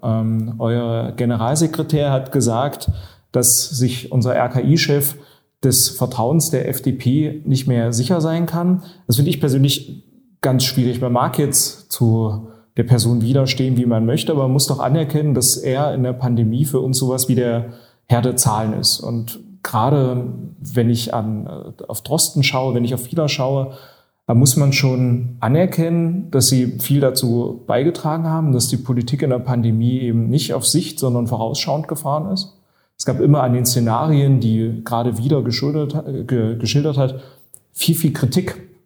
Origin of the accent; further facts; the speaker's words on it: Halle, Saxony-Anhalt, Germany; ich bin ja gebürtiger Hallenser